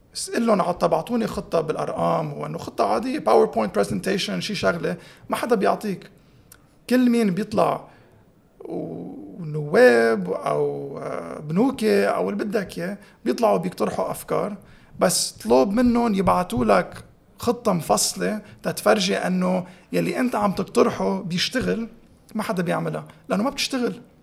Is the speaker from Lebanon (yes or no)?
yes; Tripoli, North Governorate, Lebanon; أنا من طرابلس، هونيك